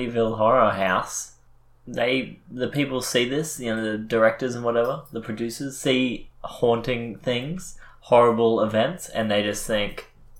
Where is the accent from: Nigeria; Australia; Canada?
Australia; We're Australian.